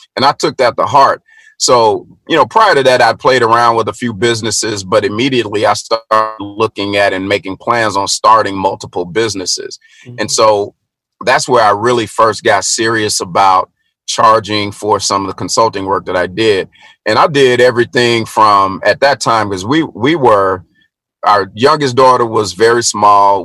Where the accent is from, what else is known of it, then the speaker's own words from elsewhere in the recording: Middle Tennessee, United States; i was born and raised in Middle Tennessee